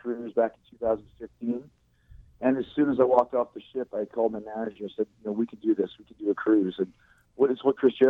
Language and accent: English; Winnipeg, Manitoba, Canada; now in Florida, United States; a street that I grew up on in Winnipeg in St. James